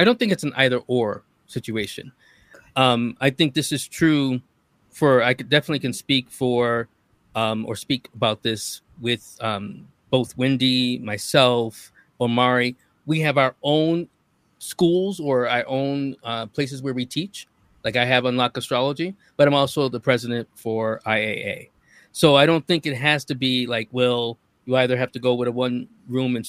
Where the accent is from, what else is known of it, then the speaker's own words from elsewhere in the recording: United States; I'm an American